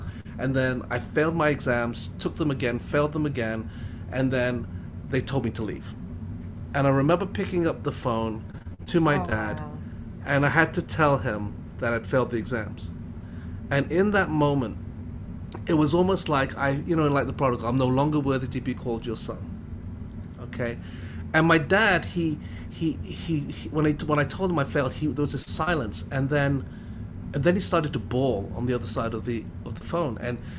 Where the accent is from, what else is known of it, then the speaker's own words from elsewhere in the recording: England, United Kingdom; also born or lived in Hong Kong; now in Canada; No, so I grew, my dad moved to England when I was 4 years old, and so I did all my education in the UK. And then about 95, I moved to Canad